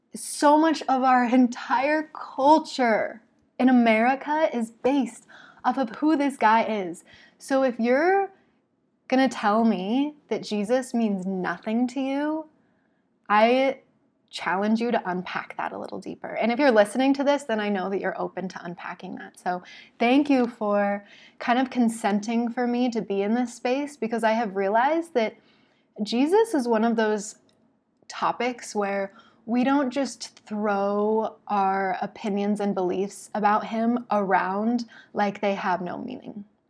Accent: Salt Lake City, Utah, United States; moved away as an adult; also born or lived in Oregon; I'm from Salt Lake City

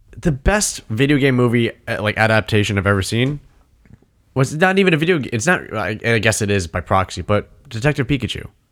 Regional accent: New England, United States; New England

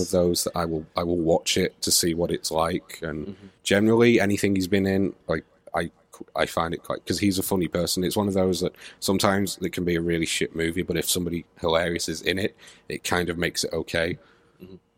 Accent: Manchester, North West England, United Kingdom; am from Manchester, and I can't do a Manchester accent

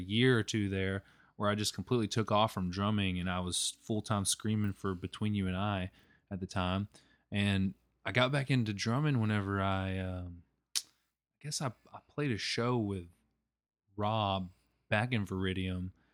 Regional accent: Malvern, Arkansas, United States; also born or lived in Magnet Cove, Arkansas / Hot Springs, Arkansas; I'm originally from Malvern

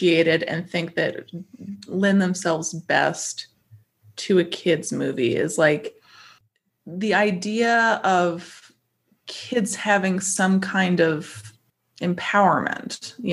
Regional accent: North Carolina, United States; I was born and raised in North Carolina

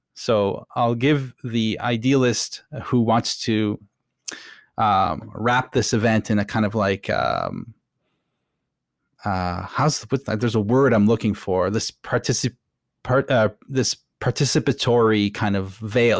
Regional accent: Ottawa, Ontario, Canada; I was growing up in Ottawa, which is, uh, near Montreal, basically

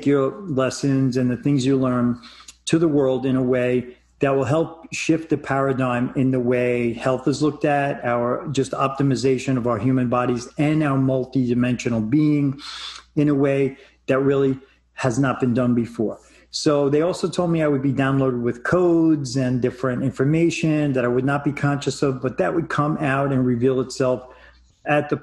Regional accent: New York, United States; moved away; moving out of my my home state of New York

